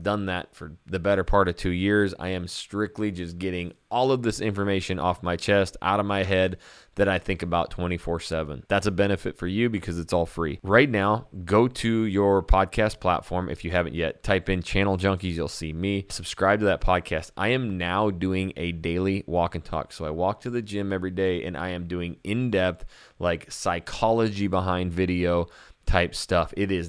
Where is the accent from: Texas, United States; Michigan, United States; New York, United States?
Texas, United States; now in Portland, United States; know, I'm living in Portland, Oregon now, so maybe I'll get rid of the Brahma Bowl, you know, because I'm from Texas.